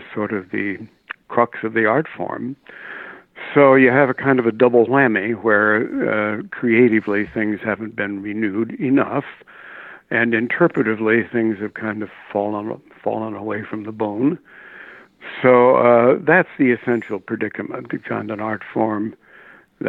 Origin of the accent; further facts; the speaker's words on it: New York City, New York, United States; also born or lived in Nebraska; we moved east during the war when I was still a kid, and I've been basically an Upper West Sider ever since then